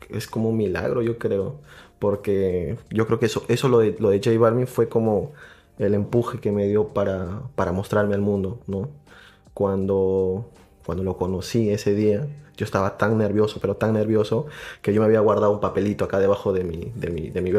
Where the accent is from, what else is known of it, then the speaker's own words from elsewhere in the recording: Arequipa, Peru; Yo soy de Arequipa.